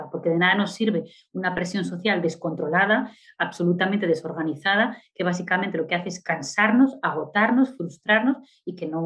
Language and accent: Spanish; Spain; now in Brazil; yo, a pesar de ser española, ya me considero brasileña porque hace mucho que vivo allí